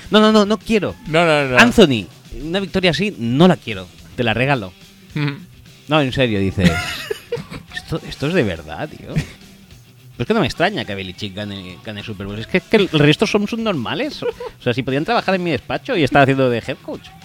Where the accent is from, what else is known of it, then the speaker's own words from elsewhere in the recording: Spain; Y también soy español y también he hecho Lin